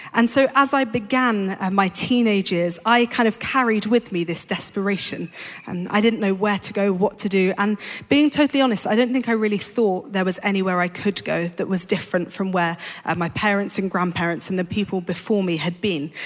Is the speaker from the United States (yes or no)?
no; London, United Kingdom; I grew up in London